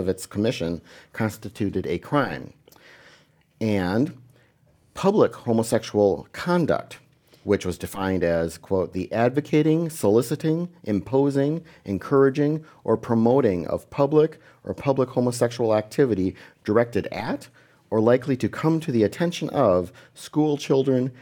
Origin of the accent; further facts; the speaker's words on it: Wisconsin, United States; I grew up in Wisconsin.